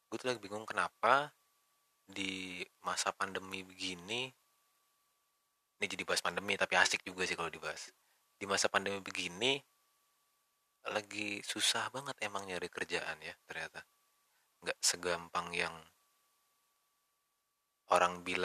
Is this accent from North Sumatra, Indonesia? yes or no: no; Bekasi, West Java, Indonesia; born there; gue lahir di Bekasi